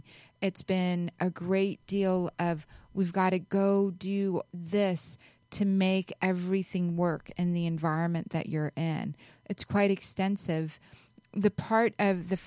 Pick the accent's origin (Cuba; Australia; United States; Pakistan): Pakistan; I was born in Pakistan